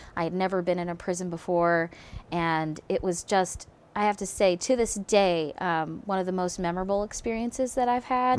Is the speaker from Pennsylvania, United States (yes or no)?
yes; Philadelphia, Pennsylvania, United States; also born or lived in Berlin; now in Eugene, United States; growing up in Philadelphia